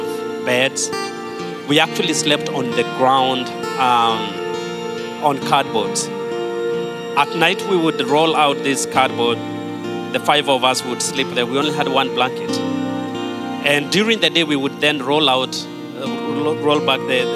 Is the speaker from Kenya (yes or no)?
yes; Kenya; now in United States; I was born and raised in Kenya